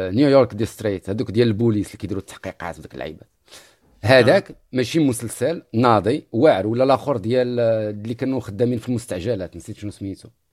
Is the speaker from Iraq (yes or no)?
no; Morocco; حنا كمغاربه